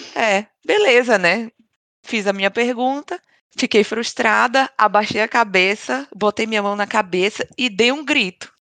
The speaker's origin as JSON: {"language": "Portuguese", "country": "Brazil", "moved": "yes", "lives_now": "Sweden", "said": "somos brasileiras, todas"}